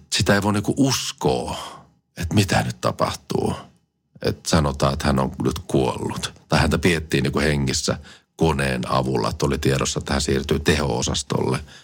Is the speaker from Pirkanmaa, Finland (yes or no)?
no; Kotka, Kymenlaakso, Finland; minä olen syntynyt ihan Kotkassa